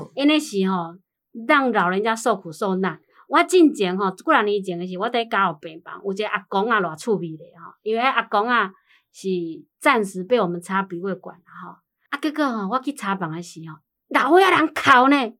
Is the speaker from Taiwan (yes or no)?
yes; Taiwan; 我们台湾人